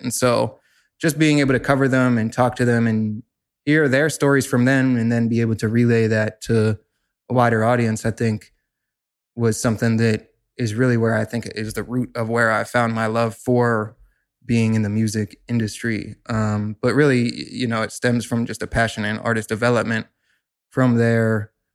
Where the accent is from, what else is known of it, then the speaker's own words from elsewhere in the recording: Pittsburgh, Pennsylvania, United States; growing up in Pittsburgh, I got very involved in my local music scene